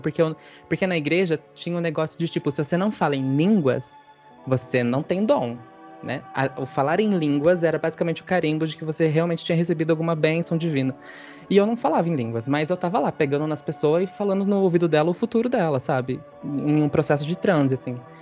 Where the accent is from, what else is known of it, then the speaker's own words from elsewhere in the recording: Sumaré, São Paulo, Brazil; Eu sou do interior, do Rizão Puxado, interior de São Paulo, de uma cidadezinha chamada Sumaré